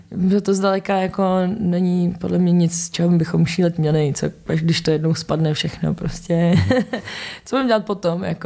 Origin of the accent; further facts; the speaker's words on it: Czechia; jsme Češi